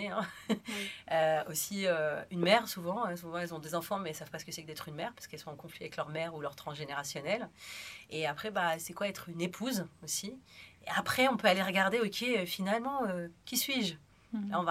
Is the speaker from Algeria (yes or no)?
yes; Algeria; now in France; Donc, il faut savoir que moi, je suis née en France, mais j'ai vécu en Algérie. Donc ça c'est un petit détail. Et quand je suis revenue en France parce que c'était la guerre civile